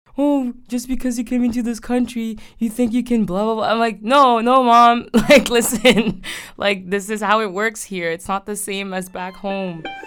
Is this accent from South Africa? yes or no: no; Haiti; moved away; When I was growing up in Haiti, um, in the nineties